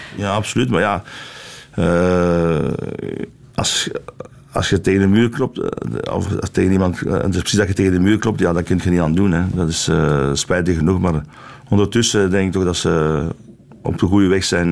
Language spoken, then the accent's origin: Dutch; Flanders, Belgium; ik ben Vlaming van, van oorsprong, maar ik ben uh, echt een, een echte Belg